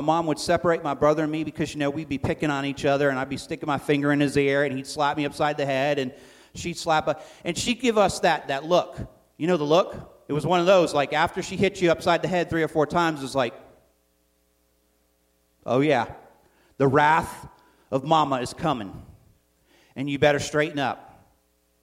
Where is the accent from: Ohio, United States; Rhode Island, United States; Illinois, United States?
Rhode Island, United States; Coventry; also born or lived in Providence, Rhode Island; I grew up in Coventry, Rhode Island, was born in Providence, grew up in Coventry